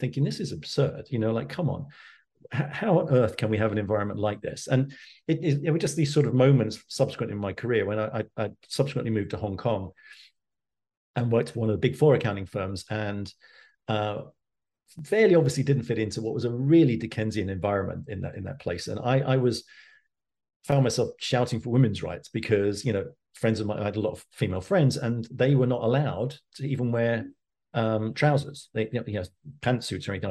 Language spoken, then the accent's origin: English; London, United Kingdom; I grew up in East London as a kid, and, you know, I went to school in Walthamstow